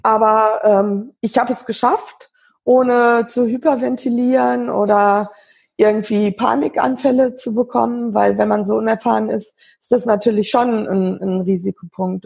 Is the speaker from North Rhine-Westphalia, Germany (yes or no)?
yes; Wesel, North Rhine-Westphalia, Germany; wohne in, in Wesel am Niederrhein, bin dort auch geboren und ähm, aufgewachsen